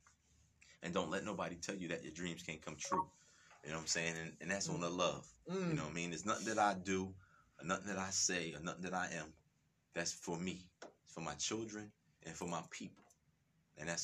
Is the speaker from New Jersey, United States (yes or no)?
yes; Camden, New Jersey, United States; I am born and raised in Camden